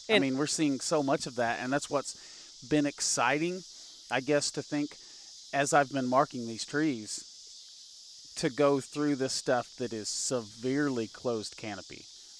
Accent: Missouri, United States; We're from Southern Missouri

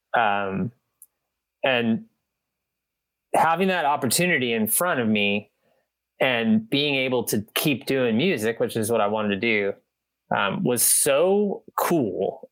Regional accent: Midwest, United States; moved away; I'm from the Midwest originally

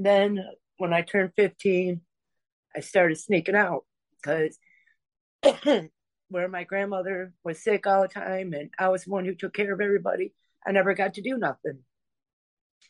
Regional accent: Michigan, United States; I'm from Michigan, and we moved into a state park

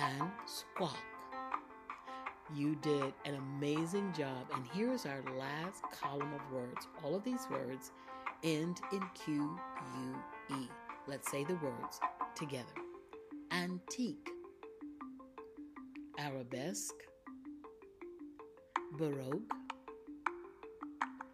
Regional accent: Florida, United States; I grew up in Florida

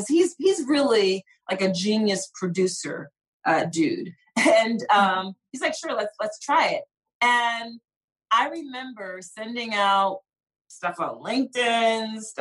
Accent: Philadelphia, Pennsylvania, United States; I grew up in Philly

